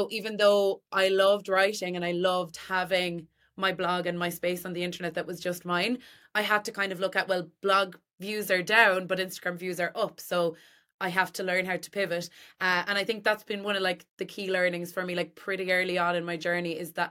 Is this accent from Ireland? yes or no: yes; Tipperary, Munster, Ireland; also born or lived in Cork; I'm from Tipperary, still living in Tipperary.